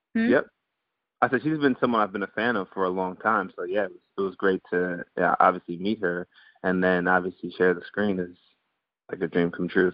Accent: Guyana; born or raised there; also born or lived in Antigua; now in United States

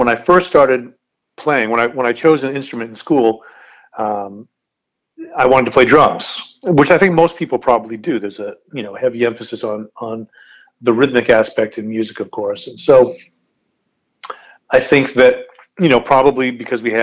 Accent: Dexter, Maine, United States; also born or lived in Massachusetts; I was born in Massachusetts, lived there for, I think, 6 years, and then we moved, 6 or 7 years, I can't remember which, and then we moved to Maine.

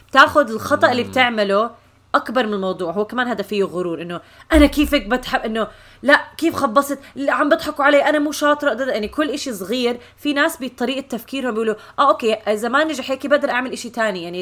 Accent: Syria; انا سوري

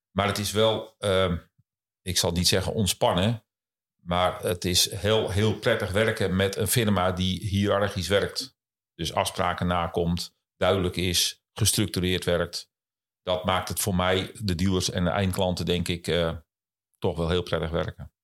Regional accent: Kop van Noord-Holland, North Holland, Netherlands; Ik kom oorspronkelijk uit eh, de kop van Noord-Holland

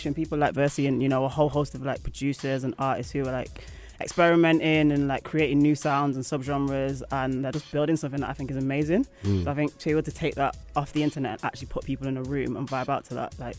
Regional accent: Manchester, North West England, United Kingdom; moved away; I'm from Manchester

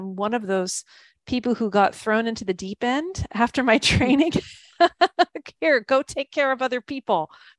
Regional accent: California, United States; now in Canada; I'm living in Canada, even though I'm a Californian.

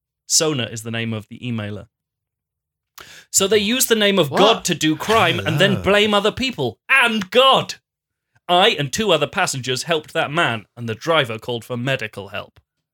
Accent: Japan; born there; Unfortunately, I was born in Japan and was too talented and too open-minded

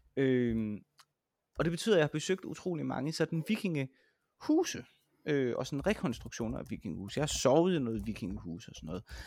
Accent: Vejle, Southern Denmark, Denmark; now in Roskilde, Denmark; jeg kommer jo fra Vejle oprindeligt, og nu bor jeg i Roskilde

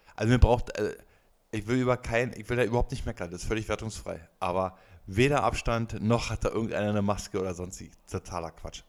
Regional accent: Berlin, Germany; als Berliner

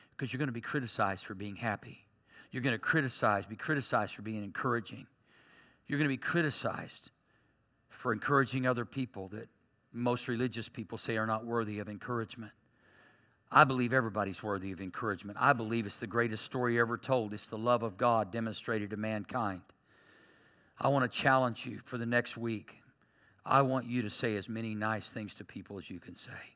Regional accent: Berry Hill, United States; I grew up in Berry Hill. We had our own language

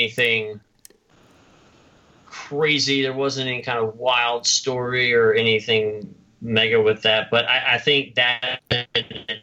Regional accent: the South, United States; accent: Southern; my Southern accent

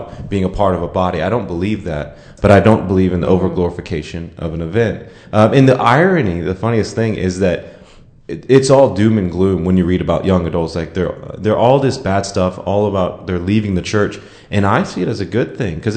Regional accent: Lewisville, Texas, United States; I am from Lewisville, Texas, just turned 25

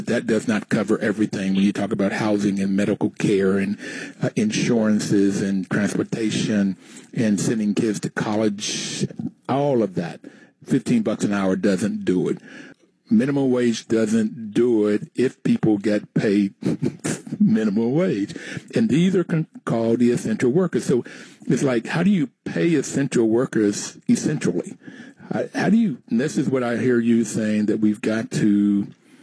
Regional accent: Bluefield, West Virginia, United States; I grew up in Bluefield, West Virginia, in Appalachia, and I saw poverty firsthand

